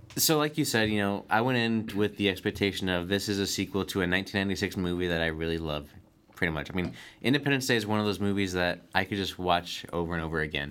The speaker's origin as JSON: {"language": "English", "country": "United States", "said": "I'm an American"}